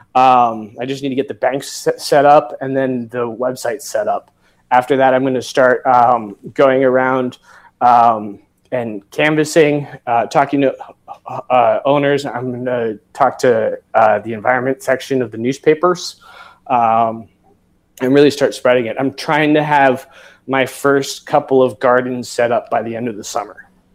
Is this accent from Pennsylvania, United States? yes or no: no; Severn River, Chesapeake Bay area, Maryland, United States; I grew up on the Severn River